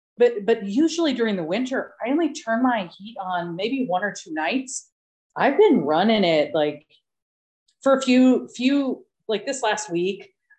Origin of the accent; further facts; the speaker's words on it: Detroit, Michigan, United States; now in Spain; I mean, I'm from Detroit.